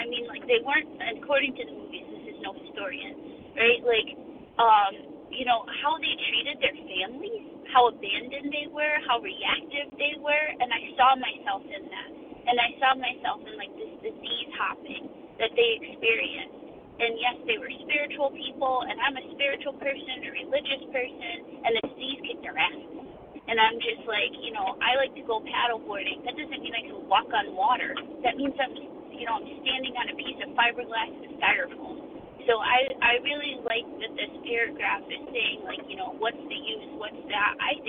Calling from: Connecticut, United States; I'm calling from Connecticut.

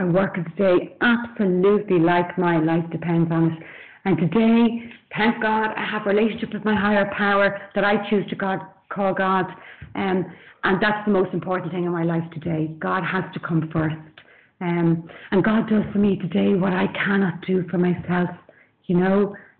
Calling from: Dublin, Leinster, Ireland; I'm calling in from Dublin in Ireland.

